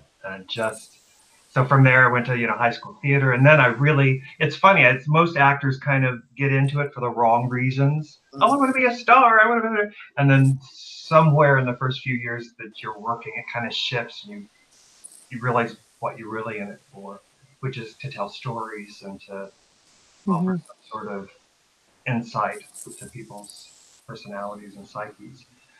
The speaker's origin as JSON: {"language": "English", "town": "Kokomo", "region": "Indiana", "country": "United States", "said": "Indiana. Kokomo."}